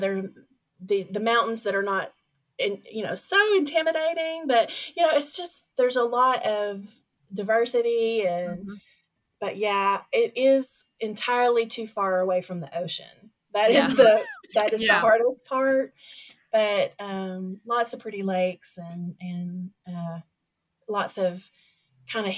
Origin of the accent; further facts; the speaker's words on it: Little Rock, Arkansas, United States; Little Rock is kind of is my hometown. I grew up here